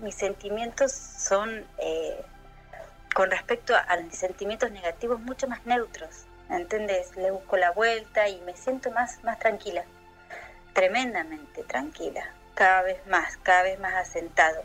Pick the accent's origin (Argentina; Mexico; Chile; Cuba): Argentina; soy … de Argentina